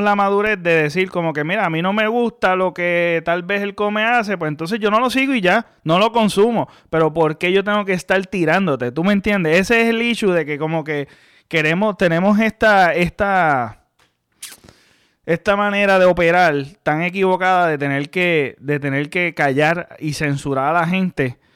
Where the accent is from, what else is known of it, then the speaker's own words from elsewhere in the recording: Mayagüez, Puerto Rico; yo nací en el pueblo de Mayagüez, yo soy de Mayagüez, yo nací en el pueblo de Mayagüez, pero tú sabes, me crié mayormente en una urbanización